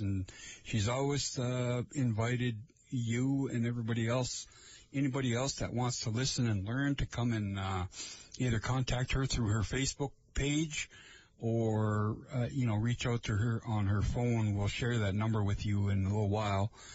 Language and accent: English; Lake Vermilion area, Minnesota, United States; I am from the Lake Vermilion area. That's where I come from.